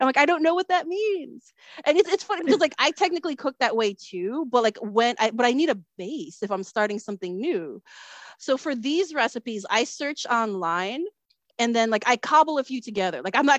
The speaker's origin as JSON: {"language": "English", "town": "Chicago", "region": "Illinois", "country": "United States", "tie": "born or raised there", "said": "a lot of things is because I was born and raised in Chicago. So for me, my connection to my culture is my family."}